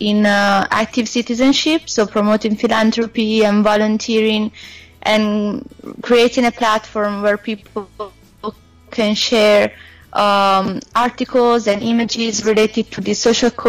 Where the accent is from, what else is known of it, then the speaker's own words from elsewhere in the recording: Italy; also born or lived in South Africa; I'm from Italy.